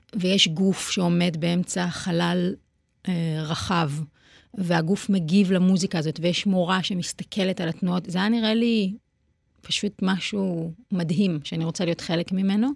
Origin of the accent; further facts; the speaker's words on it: Petah Tikva, Central District, Israel; ובפתח תקווה זה גם היה מאוד בולט, כי אימא שלי היה מאוד חשוב לה, למשל, שבחגים נלך לבית כנסת